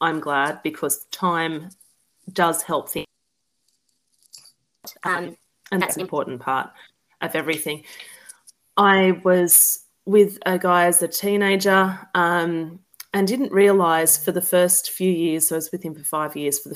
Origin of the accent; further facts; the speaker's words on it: Newcastle, New South Wales, Australia; I grew up in New South Wales in Newcastle, just above Sydney.